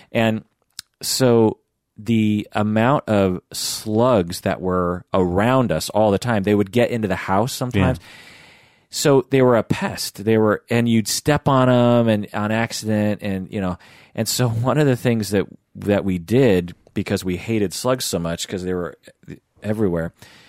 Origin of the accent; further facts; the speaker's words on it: Sammamish, Washington, United States; because growing up in the house that we grew up in Sammamish, Washington, back then, there were horses around. There was woods. There was cows. It was extremely rural